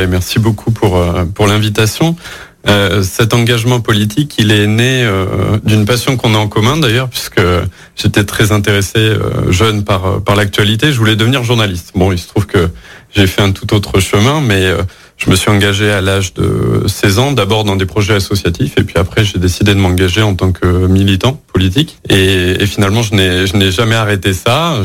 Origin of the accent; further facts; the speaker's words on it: Lyon, Auvergne-Rhône-Alpes, France; also born or lived in Bourges; je suis né à Bourges, mais j'ai grandi dans la métropole de Lyon